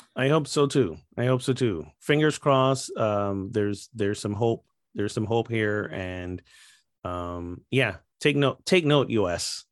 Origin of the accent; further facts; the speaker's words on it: Barbados; my home country of Barbados